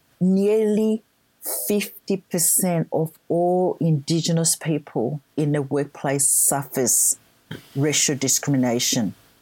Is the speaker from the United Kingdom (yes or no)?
no; Ghana; English is a second language; moved away as an adult; now in Australia; Yeah, so I was born in Ghana, West Africa.